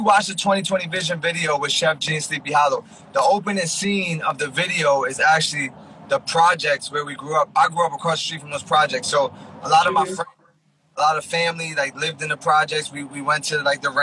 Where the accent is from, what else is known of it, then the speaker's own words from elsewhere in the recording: Elizabeth, New Jersey, United States; I grew up in Elizabeth, New Jersey. I went to Elizabeth High School.